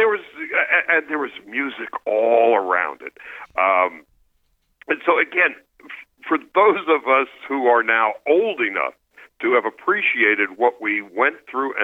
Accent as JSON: {"language": "English", "region": "New York", "country": "United States", "tie": "born or raised there", "said": "I grew up in New York"}